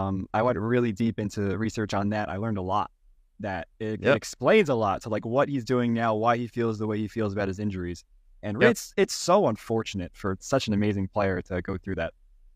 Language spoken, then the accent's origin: English; New York, United States; I'm from New York, for what that's worth.